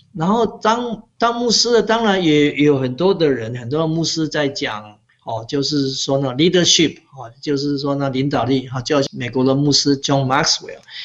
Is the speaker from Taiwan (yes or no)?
yes; Pingtung County, Taiwan; moved away as an adult; also born or lived in Canada; now in Sugar Land, United States; 我从小在屏东长大的时候，我们家是种田的